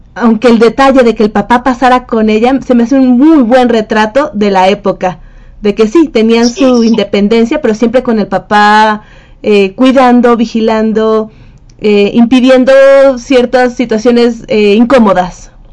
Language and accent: Spanish; Mexico; also born or lived in Mexico City; México, de, mi tierra